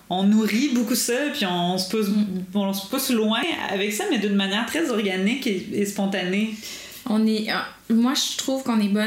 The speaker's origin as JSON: {"language": "French", "region": "Quebec", "country": "Canada", "said": "Chez nous au Québec"}